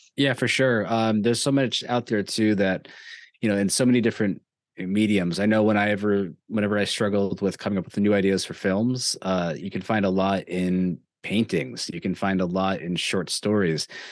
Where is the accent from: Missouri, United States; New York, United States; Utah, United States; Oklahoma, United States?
New York, United States; growing up in New York, I am a Yankees fan